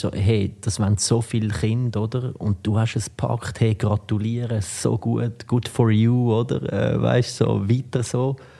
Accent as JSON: {"language": "German", "country": "Switzerland", "tie": "born or raised there", "also_born_or_lived": "United States", "moved": "as an adult", "said": "ich bin halt da aufgewachsen"}